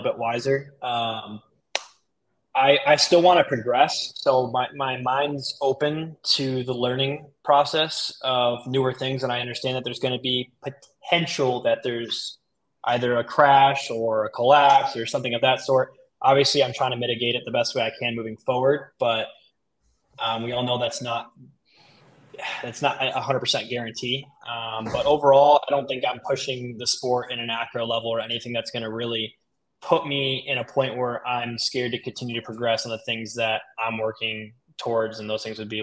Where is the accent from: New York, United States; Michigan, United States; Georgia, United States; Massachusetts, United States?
Michigan, United States; moved away as an adult; also born or lived in Miami, Florida; now in Sarasota, United States; I was born in Miami, so I lived there the first 10 years of my life, and then Michigan the rest, and then I just moved back down.